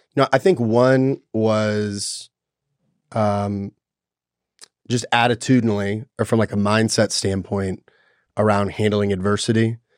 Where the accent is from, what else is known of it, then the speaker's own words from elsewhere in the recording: Nashville, Tennessee, United States; I was born in Nashville, Tennessee